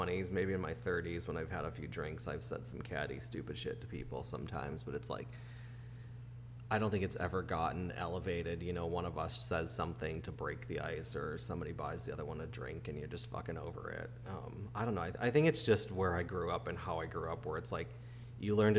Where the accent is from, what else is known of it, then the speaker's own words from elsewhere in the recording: Chicago, Illinois, United States; moved away as an adult; also born or lived in Boston; I grew up in Chicago